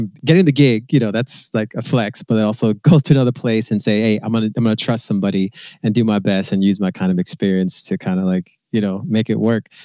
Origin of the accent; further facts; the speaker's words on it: San Francisco, California, United States; I'm from San Francisco. So we have a very West Coast sensibility